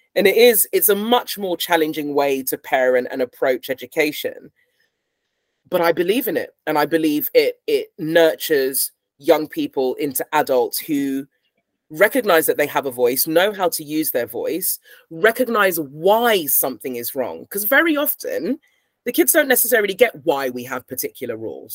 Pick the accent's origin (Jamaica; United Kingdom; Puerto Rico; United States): United Kingdom; I'm British and I've grown up here